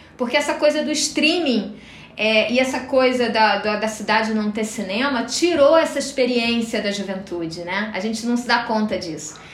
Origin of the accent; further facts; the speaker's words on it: Rio de Janeiro, Brazil; moved away as an adult; now in Florianópolis, Brazil; eu moro há 18 anos em Florianópolis, né? Mas eu sou do Rio de Janeiro. Acho que o jeito de falar não, não nega